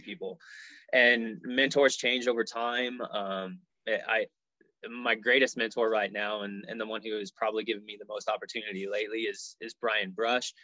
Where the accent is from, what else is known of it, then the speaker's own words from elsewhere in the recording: Colorado, United States; also born or lived in Dallas, Texas / Nebraska; I grew up here in Colorado, and Colorado pretty much always felt like home